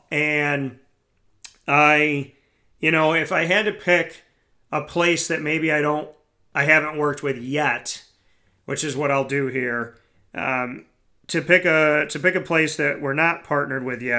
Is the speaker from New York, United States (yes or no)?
yes; Syracuse, New York, United States; I was born and raised in Syracuse